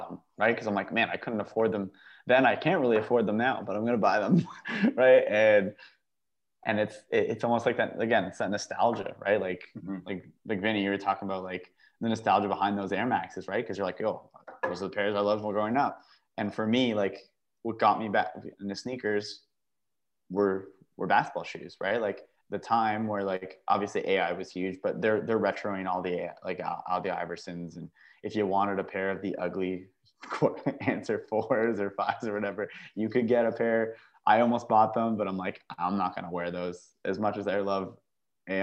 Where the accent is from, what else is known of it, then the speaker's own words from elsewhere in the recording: Canada; I'm a Canadian